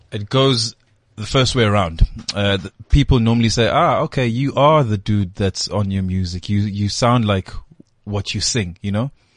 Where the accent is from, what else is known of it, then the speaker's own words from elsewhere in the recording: Durban, KwaZulu-Natal, South Africa; moved away as an adult; now in Johannesburg, South Africa; I grew up in Durban, Guamashu